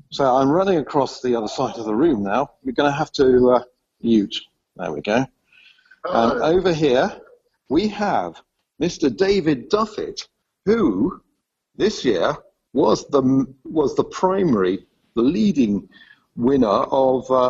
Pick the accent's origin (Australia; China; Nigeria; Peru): China; I'm … from China. All the way from China.